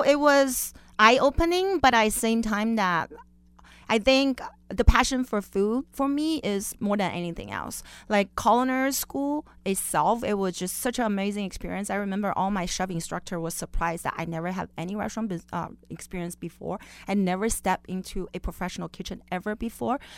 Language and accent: English; Beijing, China; also born or lived in Las Vegas, Nevada; now in Orange County, United States; I was born and raised in Beijing, China